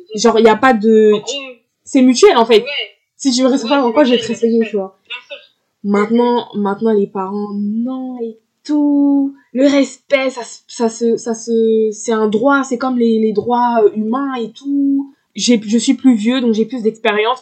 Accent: Brittany, France; 21 ans et je viens de Bretagne.

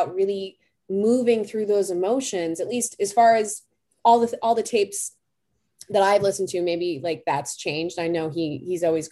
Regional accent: Boston, Massachusetts, United States; I'm from Boston

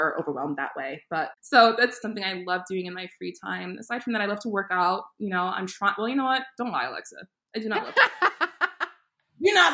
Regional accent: New York City, New York, United States; also born or lived in Saint Martin; now in Rhode Island, United States; I grew up in Queens, New York

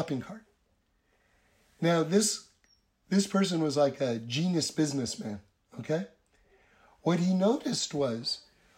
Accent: New York City, New York, United States; now in Los Angeles, United States; I grew up on the Upper West Side in New York City

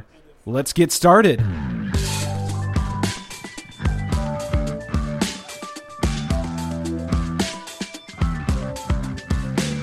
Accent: Minnesota, United States; now in Los Angeles, United States; I grew up in Minnesota

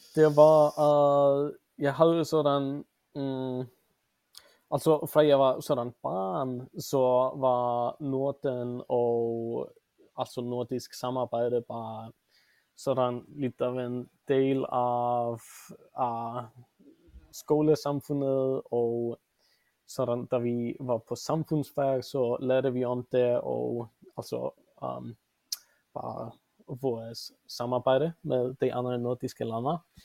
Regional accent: Reykjavik, Capital Region, Iceland; Swedish is a second language; moved away as an adult; also born or lived in Denmark; now in Vancouver, Canada; jag kommer från Reykjavik och jag är för det mesta uppvuxen i Mittbyen

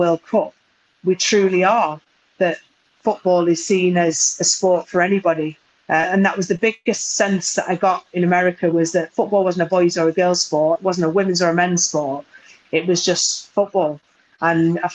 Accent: Burnley, North West England, United Kingdom; moved away as an adult; also born or lived in United States; I'm very, very proud that I come from Burnley, that my parents still live there

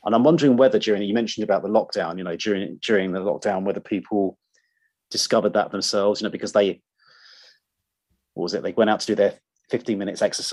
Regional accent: Surrey, South East England, United Kingdom; now in London, United Kingdom; I grew up in Surrey. That's where I grew up

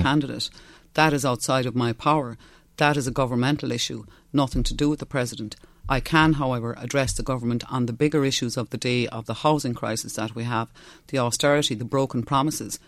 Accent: West Cork, Munster, Ireland; first language Irish; English is a second language; I'm from West Cork. I'm from a Gaeltacht.

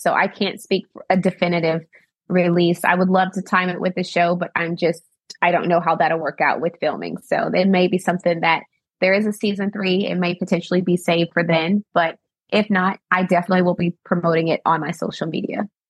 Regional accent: Arkansas, United States; now in Washington, DC, United States; I'm born and raised in Arkansas

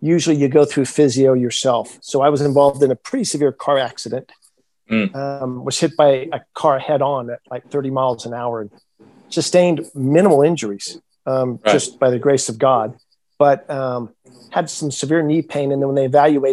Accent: Fresno, California, United States; I do some teaching with the university there for the doctoral students at Fresno State, a university in my hometown.

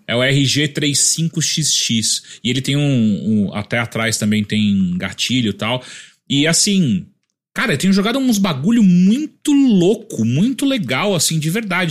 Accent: Atibaia, São Paulo, Brazil; moved away; eu sou de Atibaia

